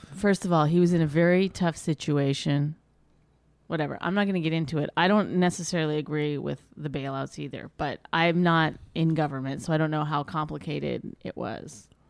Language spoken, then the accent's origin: English; Canada; I'm Canadian